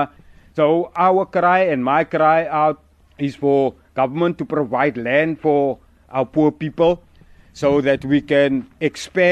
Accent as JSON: {"language": "English", "town": "Cape Town", "region": "Western Cape", "country": "South Africa", "tie": "born or raised there", "moved": "yes", "lives_now": "Knysna, South Africa", "said": "I was born in Grassy Park in Cape Town, and that is now nicely 59 years ago. So my life in Grassy Park was a struggle in the sense of the previous system that we were brought up"}